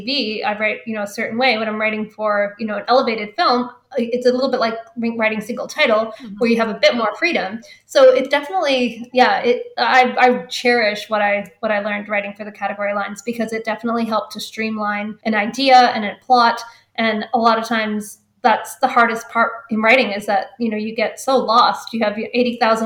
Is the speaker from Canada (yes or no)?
yes; Canada; since I'm Canadian